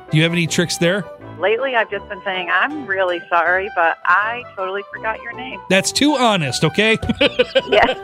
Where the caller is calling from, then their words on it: Niles, Michigan, United States; I'm … from Niles, and I'm the smartest person awake.